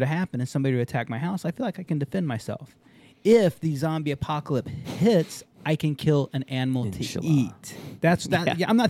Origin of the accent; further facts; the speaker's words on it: Texas, United States; I'm the son of a Marine. Guy's a 28-year Marine. I'm a Texan.